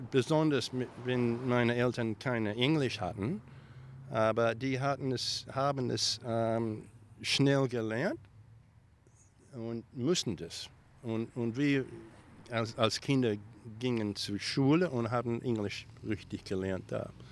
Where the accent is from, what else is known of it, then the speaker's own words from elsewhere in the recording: Victoria, Australia; Vater war ein Farmer und ähm, da habe ich äh, an, an äh, das Land gearbeitet, mit, immer mit noch Kühe, Milken und, und sowas. Und dann eventually ähm, hat er eine ein eigene kleine Farm gekauft in Victoria.